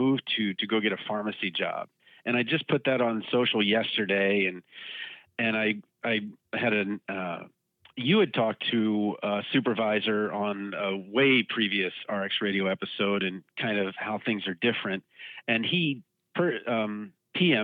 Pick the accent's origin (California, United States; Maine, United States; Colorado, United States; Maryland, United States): Maryland, United States; moved away as an adult; also born or lived in Baltimore, Maryland; now in Iowa, United States; Maryland, my home state